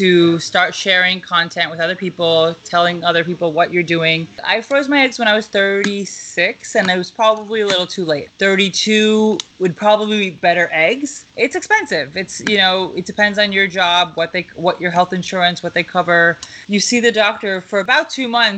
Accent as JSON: {"language": "English", "town": "Lake Success", "region": "New York", "country": "United States", "tie": "born or raised there", "also_born_or_lived": "Albany, United States / Dar es Salaam, Tanzania", "lives_now": "Manhattan, United States", "said": "I am from Long Island. I grew up in Lake Success, Jamaica."}